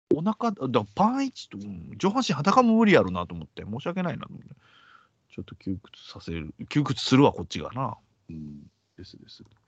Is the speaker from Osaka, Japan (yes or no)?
yes; Osaka, Japan; born or raised there; moved away